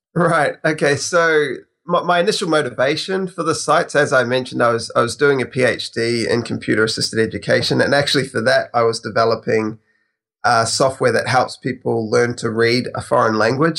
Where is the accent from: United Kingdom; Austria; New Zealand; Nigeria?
New Zealand; I'm actually from New Zealand, so I'm on the other side of the world.